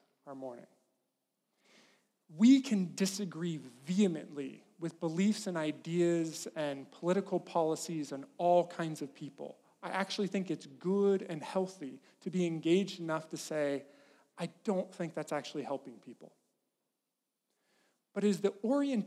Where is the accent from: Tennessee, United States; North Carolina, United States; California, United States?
California, United States; Farmington; moved away; the town I grew up in, Farmington, California, is a good place to be from.